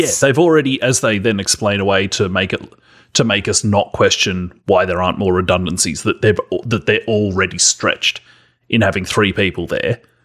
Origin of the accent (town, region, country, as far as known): Australia; accent: Australian